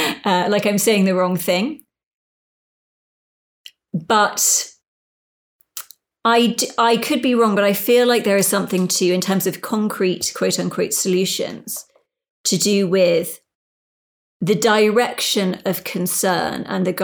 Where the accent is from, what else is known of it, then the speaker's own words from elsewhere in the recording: United Kingdom; I am a British person, although it's hard to say how British I feel. And I spent most of my life not in, say, England, even though I sound like I'm English, whatever.